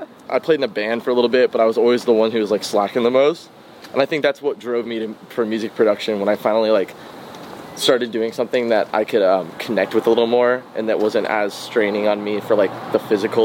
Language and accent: English; San Francisco, California, United States; now in Los Angeles, United States; I remember just going to the local skate park as a kid and just seeing... you know, in San Francisco